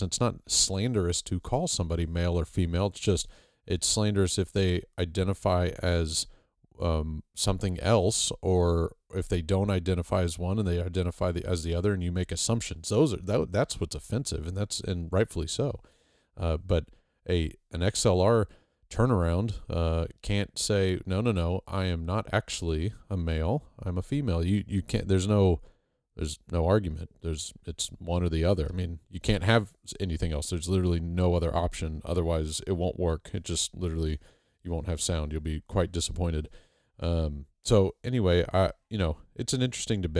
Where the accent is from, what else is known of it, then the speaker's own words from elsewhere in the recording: Houston, Texas, United States; us Houstonians down here